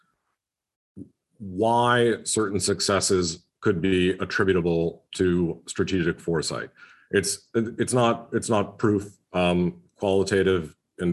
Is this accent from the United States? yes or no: yes; United States; as someone who's, you know, living and working in the United States, as an American